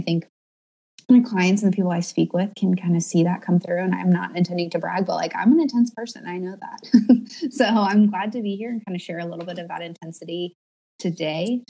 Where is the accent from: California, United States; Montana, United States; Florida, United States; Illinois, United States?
California, United States; moved away; I grew up in California